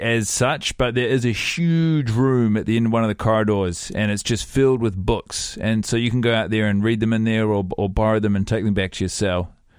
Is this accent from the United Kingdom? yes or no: no; New Zealand; I am from New Zealand.